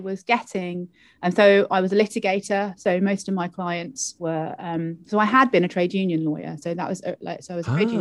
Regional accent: London, United Kingdom; moved away as an adult; also born or lived in Cardiff, Wales; now in Wales, United Kingdom; I am a Londoner originally, and I came to Cardiff to go to university to study law

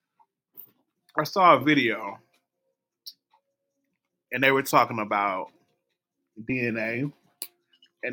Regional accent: Mississippi, United States; I'm from Mississippi

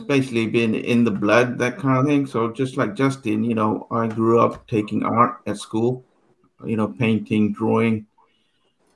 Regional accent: London, United Kingdom; now in United States; I grew up in London

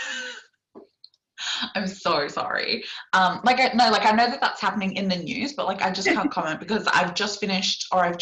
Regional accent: Sydney, New South Wales, Australia; My childhood home area was Auburn.

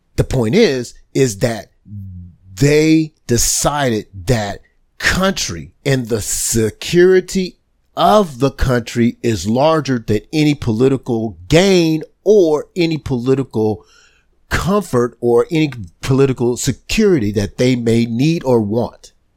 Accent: United States; We as an American people

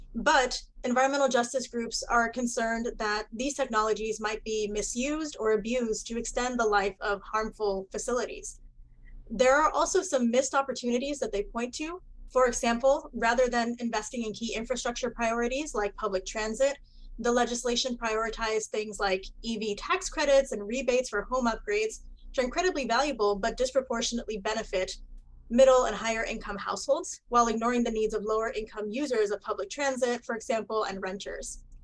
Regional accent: Puerto Rico; now in Miami, United States; I am originally from Puerto Rico

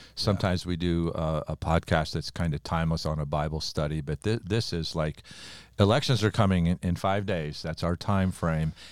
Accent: United States; born or raised there

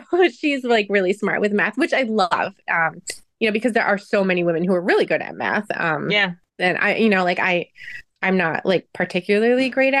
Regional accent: Maine, United States; moved away; I'm from Maine originally

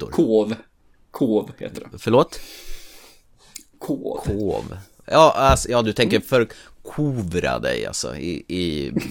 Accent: Sweden; Jag är också svensk.

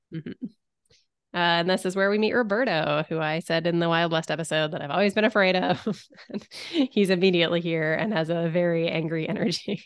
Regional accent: Canada; I, a Canadian

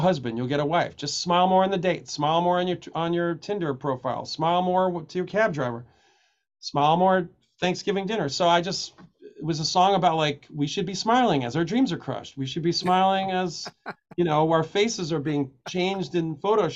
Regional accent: New York City, New York, United States; I grew up in Coney Island

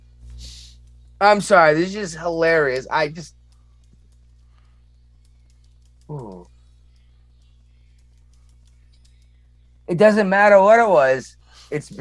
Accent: Massachusetts, United States; I'm from Massachusetts

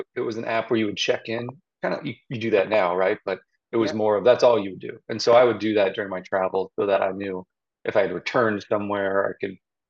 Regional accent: Zionsville, Indiana, United States; also born or lived in West Lafayette, Indiana / Bloomington, Indiana; now in Westfield, United States; I am from Zionsville, Indiana, originally. I grew up there right up until high school

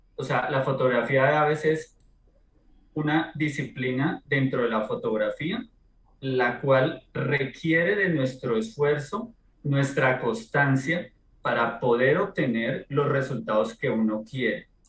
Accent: Colombia; soy colombiano

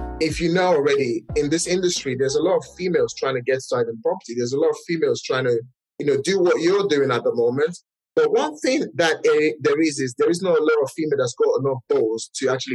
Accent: Nigeria; English is a second language; moved away as an adult; now in United Kingdom; I'm a Nigerian as well. English is not my first language. I immigrated to this country just about 17 years ago.

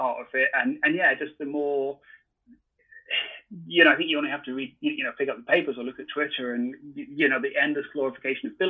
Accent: Scotland, United Kingdom; moved away as an adult; also born or lived in San Francisco; growing up in Scotland

